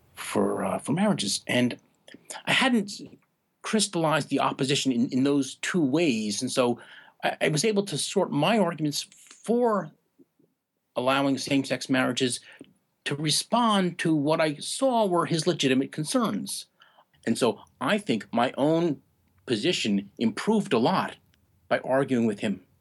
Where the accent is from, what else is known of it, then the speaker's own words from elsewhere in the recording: New York area, United States; now in Maine, United States; I grew up in the New York area